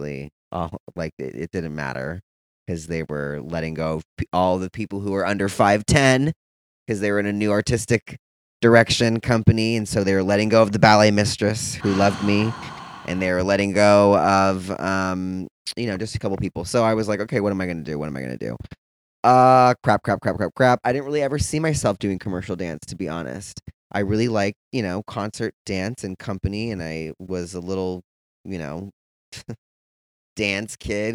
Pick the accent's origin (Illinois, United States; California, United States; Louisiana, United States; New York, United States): California, United States; San Ramon; moved away as an adult; also born or lived in San Francisco / Orange County / Atlanta; now in Los Angeles, United States; I'm originally from the Bay Area in this little town called San Ramon. In the East Bay Area